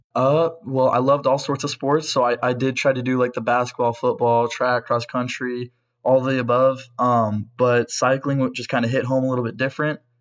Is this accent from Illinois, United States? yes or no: no; Pella, Iowa, United States; I'm from Pella, Iowa, and I race for First Internet Bank